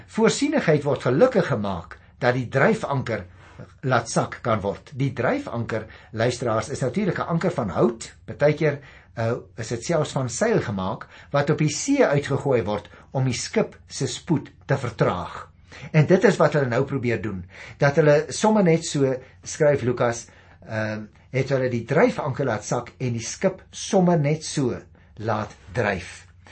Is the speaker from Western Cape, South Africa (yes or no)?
yes; Paarl, Western Cape, South Africa; ek kom daarom van die Parel af